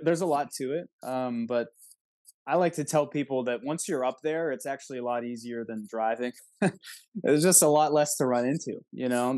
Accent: Wexford, Pennsylvania, United States; I grew up in Wexford, so not too far south from there

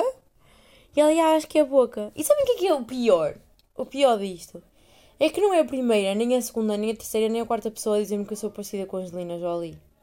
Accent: Portugal; moved away; minha terra é tão boa.

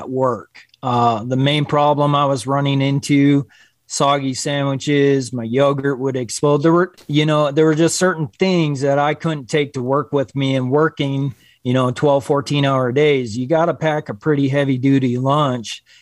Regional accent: Wisconsin, United States; moved away as an adult; now in Gillette, United States; I'm originally from Wisconsin. I moved here to Wyoming when I was 19, almost 20 years old

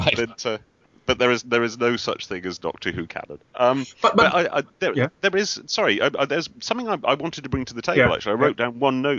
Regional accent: United Kingdom; being British

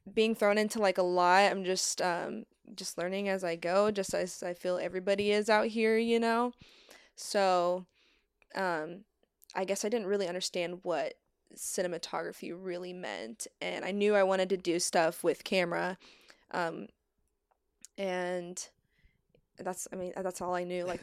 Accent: Missouri, United States; moved away as an adult; now in Torrance, United States; I went to community college for film in the Midwest. I'm from Missouri.

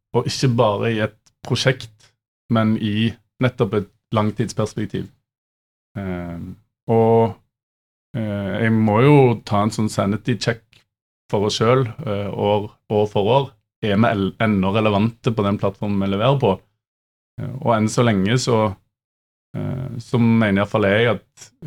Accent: Stavanger, Rogaland, Norway; jeg er fra Vestlandet eller Stavanger

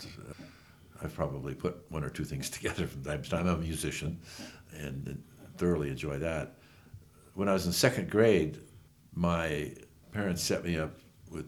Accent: Bay Area, California, United States; moved away as an adult; also born or lived in Utah; now in Torrey, United States; I was born and raised in the Bay Area. In California

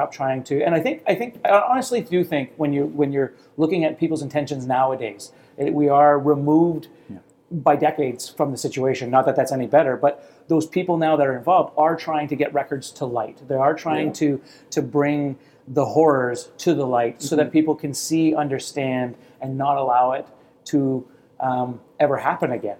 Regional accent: Canada; We're Canadian.

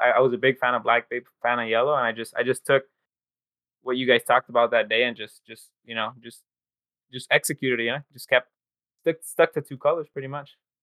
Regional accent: Los Angeles, California, United States; I'm from Los Angeles

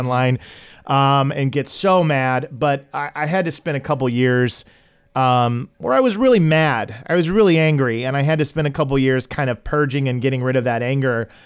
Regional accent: Tulsa, Oklahoma, United States; I'm originally from Tulsa, Oklahoma

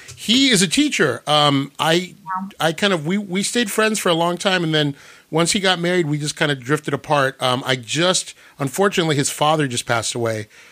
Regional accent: Whittier, California, United States; also born or lived in La Mirada; I grew up in a really bad part of Whittier called it's called Los Nietos

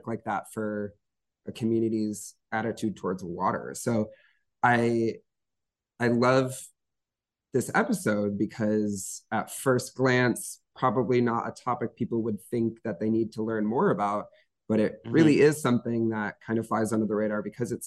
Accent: Holland, Michigan, United States; I'm from Holland, Michigan, which is on Lake Michigan

